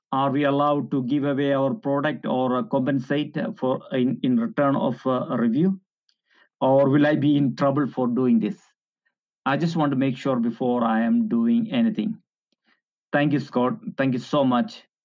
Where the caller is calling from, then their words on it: London, United Kingdom; I'm calling from London, United Kingdom